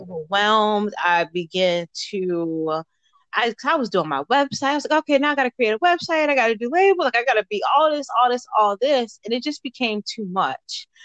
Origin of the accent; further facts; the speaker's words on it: Baltimore, Maryland, United States; moved away as an adult; now in Fort Knox, United States; I am originally from Baltimore, Maryland.